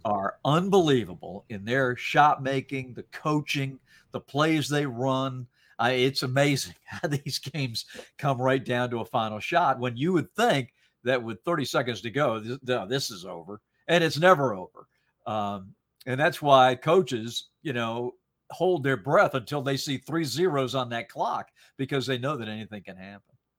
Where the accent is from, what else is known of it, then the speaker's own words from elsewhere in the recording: Salisbury, North Carolina, United States; also born or lived in Rhode Island; I grew up in North Carolina, and, uh, I was born in Rhode Island and my dad was transferred